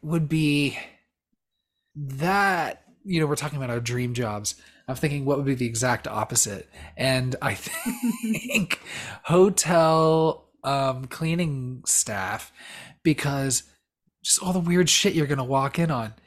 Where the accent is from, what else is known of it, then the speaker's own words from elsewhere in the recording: Southern California, United States; we're both from Southern California